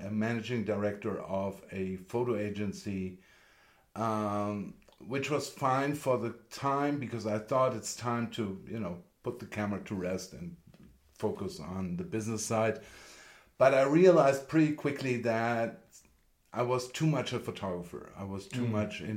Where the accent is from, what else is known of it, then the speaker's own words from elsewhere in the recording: Vienna, Austria; moved away as an adult; also born or lived in Germany / Los Angeles, United States; now in Santa Fe, United States; I was born in Germany and grew up in Austria, and then I moved with my wife to LA in 2003